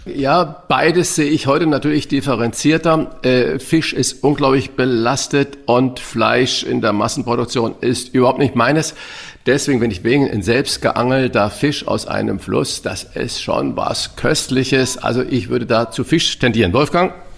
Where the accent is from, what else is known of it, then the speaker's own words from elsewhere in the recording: St. Ingbert, Saarland, Germany; now in Hamburg, Germany; ich bin ja in St. Ingbert geboren